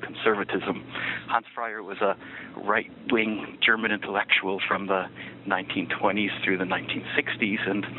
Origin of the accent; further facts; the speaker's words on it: Niagara Falls, Ontario, Canada; moved away as an adult; also born or lived in Jerusalem, Israel / New York, United States; now in Washington, D.C., United States; I was born in Niagara Falls, Ontario, and that's where I grew up for the first 18 years of my life